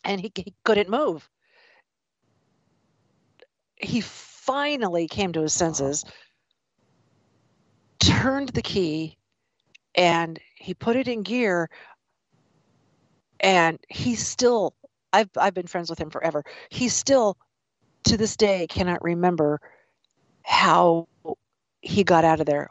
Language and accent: English; the Ozarks, Missouri, United States; I grew up in Missouri and in the Ozarks